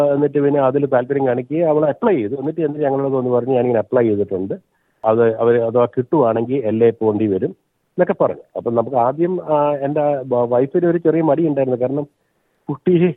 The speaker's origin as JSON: {"language": "Malayalam", "town": "Kannur", "region": "Kerala", "country": "India", "tie": "born or raised there", "also_born_or_lived": "Kottayam / Sydney", "moved": "as an adult", "lives_now": "Port Macquarie, Australia", "said": "ഞാൻ ജനിച്ചത് കോട്ടയത്താണെങ്കിലും ഞാൻ വളർന്നത് കണ്ണൂരാണ്"}